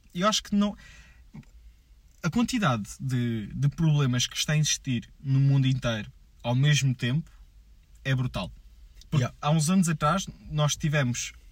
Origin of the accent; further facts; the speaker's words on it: Portugal; eu sou português